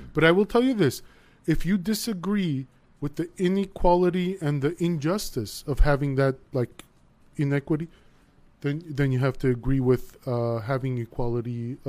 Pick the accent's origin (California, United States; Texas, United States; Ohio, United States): California, United States; Los Angeles; also born or lived in Armenia (Soviet Union); I was born in the Soviet Union, perfected in East Hollywood.